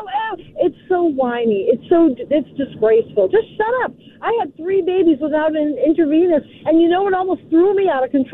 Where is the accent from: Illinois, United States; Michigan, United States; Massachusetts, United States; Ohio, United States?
Massachusetts, United States; Boston; I'm from Boston